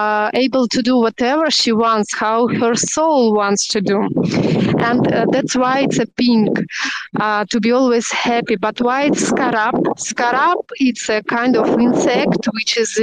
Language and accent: English; Russia; English is a second language; moved away as an adult; now in Turkey; I'm normally from Russia, but I'm living in Turkey like 7 years already